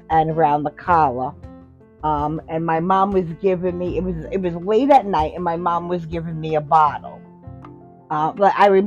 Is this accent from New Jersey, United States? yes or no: yes; Hoboken, New Jersey, United States; born there; And had me, and I was born in Hoboken in St. Mary's Hospital.